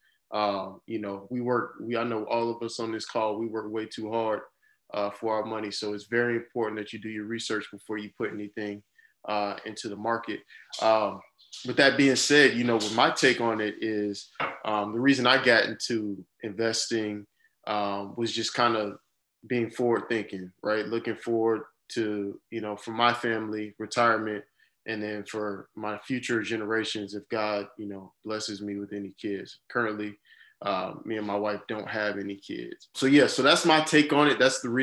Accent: Jacksonville, Florida, United States; also born or lived in Miami, Florida; now in Orlando, United States; Born and raised in Jacksonville, Florida.

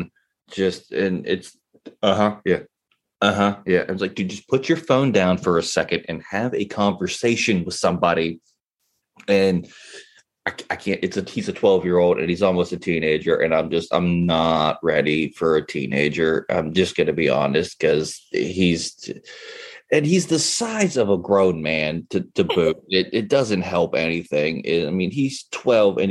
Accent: West Virginia, United States; I was born and raised in West Virginia

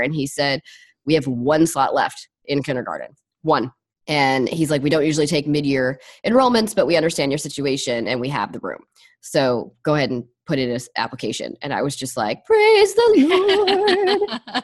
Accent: Los Angeles, California, United States; moved away; I'm from Los Angeles

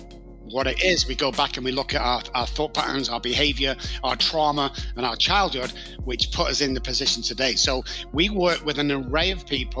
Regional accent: Manchester, North West England, United Kingdom; moved away as an adult; now in San Antonio, United States; as you can tell by my accent. I live in San Antonio, Texas, but I'm actually from Manchester in the United Kingdom. I've been over here for 15 years.

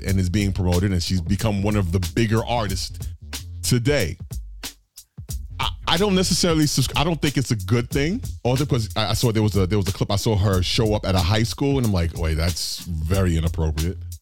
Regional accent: New York City, New York, United States; moved away as an adult; also born or lived in Florida / Atlanta; Born and raised in Brooklyn, and I came up in that 80s and 90s era of hip hop

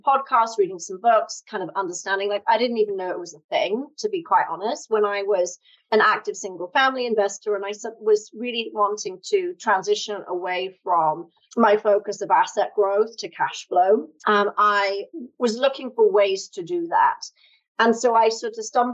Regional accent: United Kingdom; moved away as an adult; now in United States; as you can tell from my funny accent, I'm from the UK originally, but I've lived in the US for 13 years.

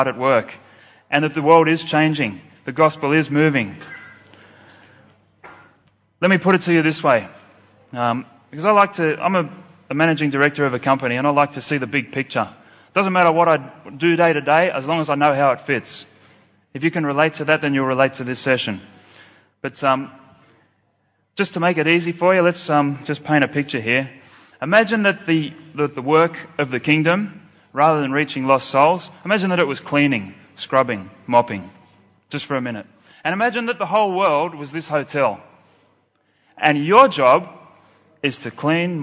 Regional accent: Sydney, New South Wales, Australia; I'm from Sydney, Australia

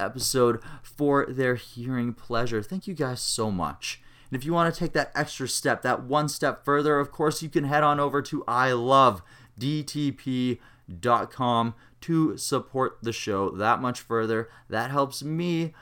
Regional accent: Regina, Saskatchewan, Canada; my hometown, my birthing place of Regina, Saskatchewan

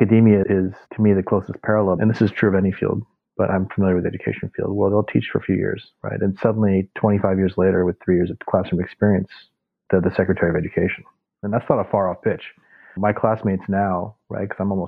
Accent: St. Louis, Missouri, United States; moved away as an adult; also born or lived in New York; I grew up in St. Louis, Missouri. And immigrant kid, then moved to New York for college

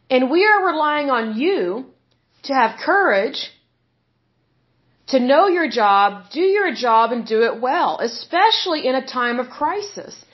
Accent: Oklahoma, United States; obviously I'm from Oklahoma

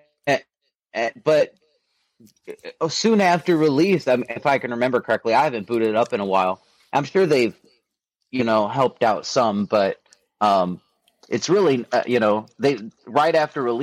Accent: Joliet, Illinois, United States; grew up in Northern Illinois near Chicago

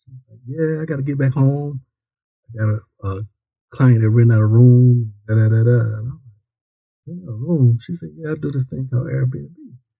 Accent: Decatur, United States; I'm from the deck, Taylor.

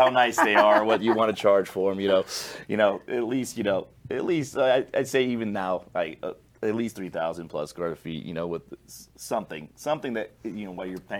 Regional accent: Las Vegas, Nevada, United States; I'm born and raised in Vegas.

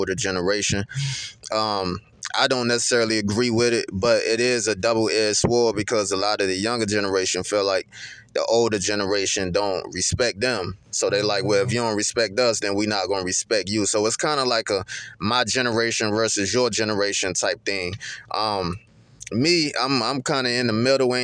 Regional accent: Kinston, North Carolina, United States; growing up in Kinston

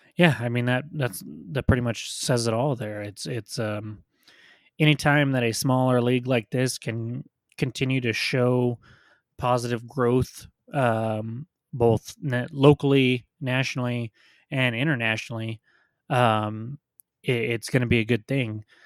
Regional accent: United States; as an American sports fan

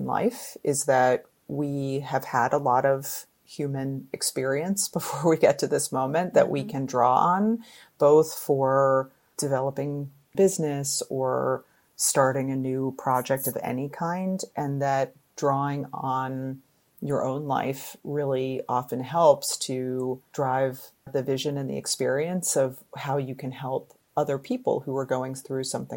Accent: Connecticut, United States; I grew up in Connecticut

